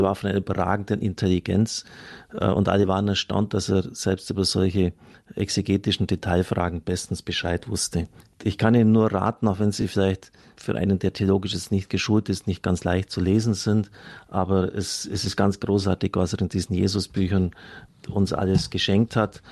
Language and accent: German; Germany; Wir können als Deutsche eigentlich nur stolz sein